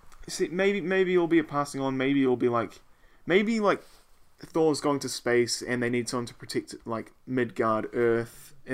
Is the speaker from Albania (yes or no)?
no; New Zealand; Hey, they don't know we're from New Zealand.